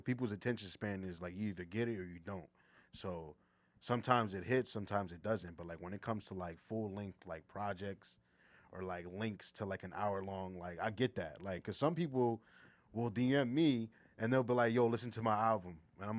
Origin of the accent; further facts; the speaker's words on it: Philadelphia, Pennsylvania, United States; I'm from Philly